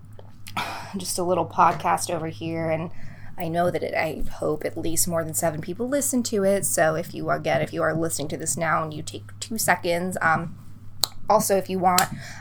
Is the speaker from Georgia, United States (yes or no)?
no; Boston, Massachusetts, United States; now in Los Angeles, United States; I'm from the East Coast. For those of you who don't know, I'm from Boston